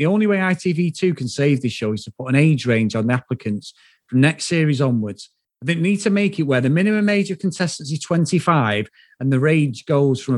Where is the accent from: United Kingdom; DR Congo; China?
United Kingdom; Old Trafford, North West England; I'm from Old Trafford.